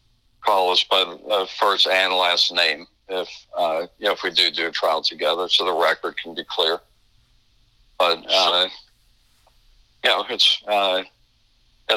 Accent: Chicago, Illinois, United States; moved away as an adult; now in Florida, United States; I'm from Chicago originally. We went to law school in Chicago

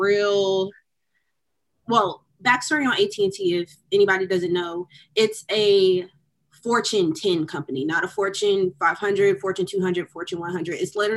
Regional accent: Decatur, Georgia, United States; moved away as an adult; also born or lived in Dallas, Texas; I'm from Decatur, Georgia. I went to a predominantly Black high school. I grew up in a predominantly Black community my entire life

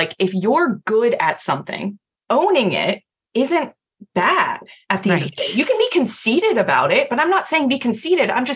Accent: United States; I'm also an American

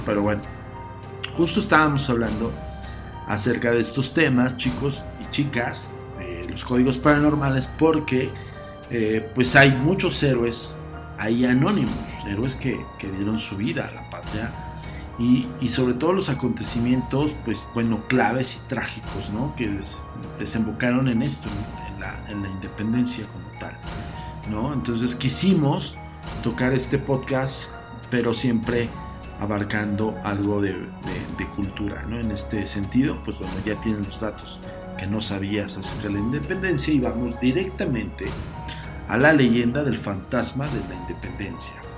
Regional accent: Mexico; nosotros como mexicanos

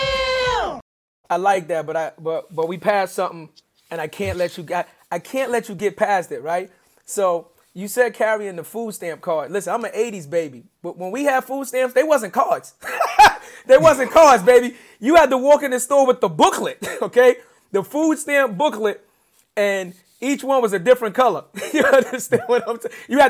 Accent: New York City, New York, United States; obviously I'm a little older than you. And I grew up in the Bronx. We're from the Bronx.

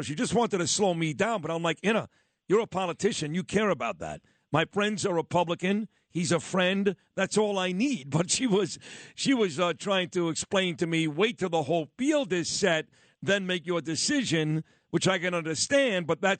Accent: New York City, New York, United States; my old stomping grounds where I grew up on East 22nd and Quentin Road.

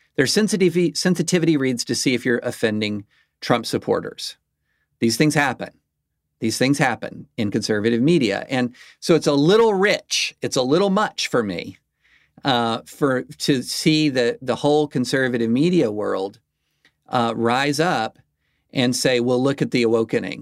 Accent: the South, United States; as a lifelong South, as a Southerner

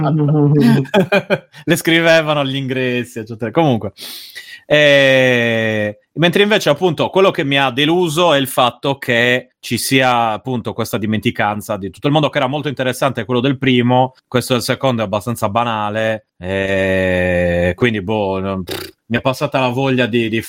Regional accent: Rome, Lazio, Italy; io sono di Roma

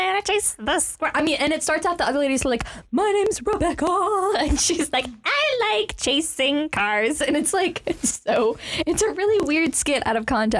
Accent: the South, United States; I'm from the South.

